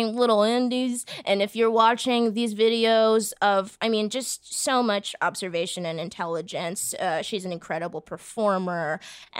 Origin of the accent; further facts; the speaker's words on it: Boston, Massachusetts, United States; I'm from Boston